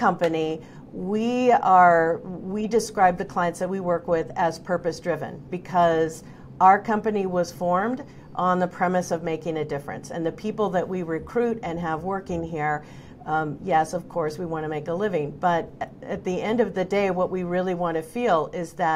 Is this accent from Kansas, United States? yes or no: no; Oregon, United States; moved away; I'm originally from Oregon